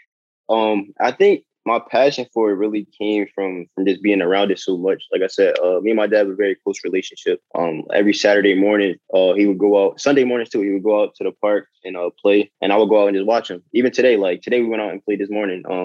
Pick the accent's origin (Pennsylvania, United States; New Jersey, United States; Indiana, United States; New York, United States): Pennsylvania, United States; Philadelphia; growing up in North Philly